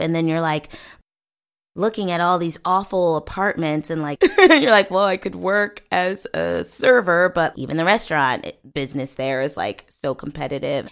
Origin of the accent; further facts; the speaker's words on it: Bellevue, Washington, United States; moved away as an adult; also born or lived in Seattle, Washington; now in Los Angeles, United States; born and raised in Bellevue, Washington